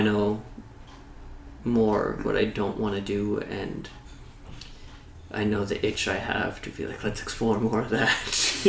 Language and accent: English; Canada; we're Canadian.